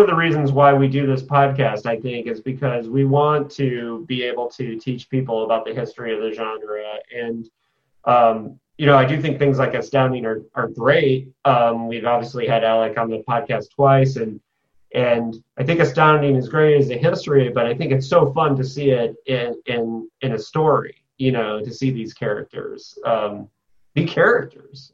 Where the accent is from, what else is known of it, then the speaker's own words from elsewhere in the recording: Indiana, United States; my home state of Indiana